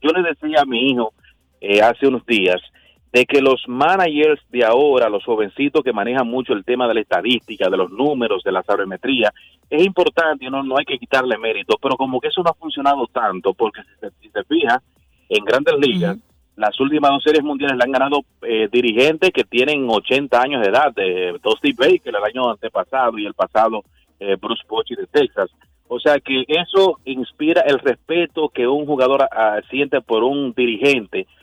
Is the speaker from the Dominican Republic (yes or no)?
yes; Cibao, Dominican Republic; soy cibaeño de pura cepa, desde chiquitico